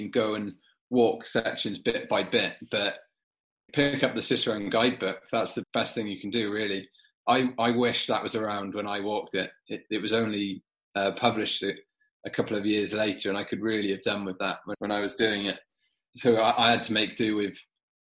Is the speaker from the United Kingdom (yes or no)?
yes; South Wales, United Kingdom; moved away as an adult; now in London, United Kingdom; I'm born and bred in South Wales.